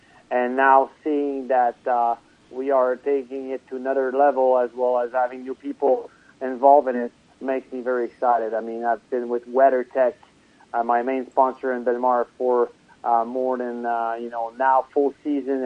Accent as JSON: {"language": "English", "town": "Trois-Rivières", "region": "Quebec", "country": "Canada", "tie": "born or raised there"}